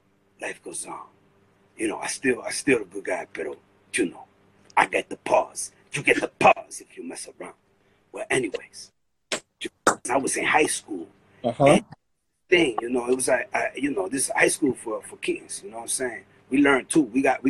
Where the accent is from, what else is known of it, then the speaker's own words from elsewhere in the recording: Brooklyn, New York, United States; born there; A lot of people have a misconception that I came from Dominican Republic. But the truth is, man, I was born right here in Brooklyn.